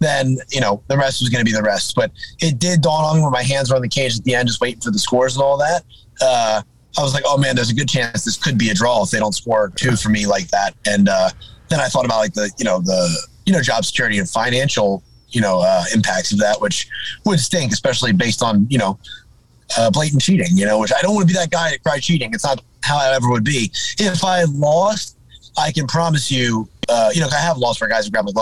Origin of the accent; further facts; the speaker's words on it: New Jersey, United States; I'm from New Jersey.